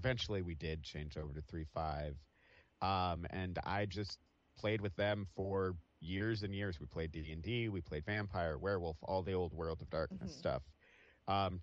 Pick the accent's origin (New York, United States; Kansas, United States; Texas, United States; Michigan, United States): Kansas, United States; Atchison; I grew up in a small town in Kansas. Oh, it's called Atchison